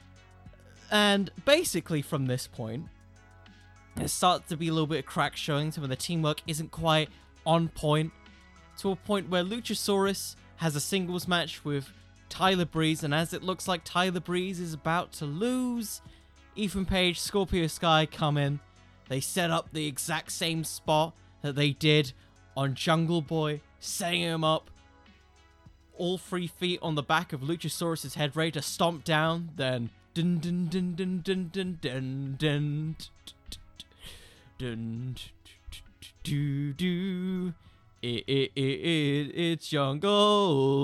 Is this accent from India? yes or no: no; United Kingdom; I'm British